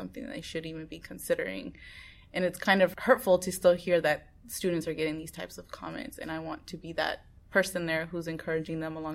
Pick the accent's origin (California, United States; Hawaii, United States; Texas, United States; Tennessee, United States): California, United States; Oakland; also born or lived in Bay Area; I grew up in West Oakland, went to an elementary school in Oakland